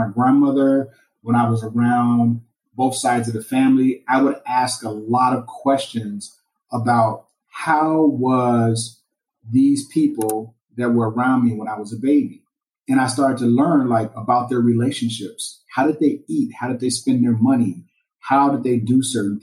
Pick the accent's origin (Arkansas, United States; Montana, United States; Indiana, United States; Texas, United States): Indiana, United States; Gary; I grew up in Gary, Indiana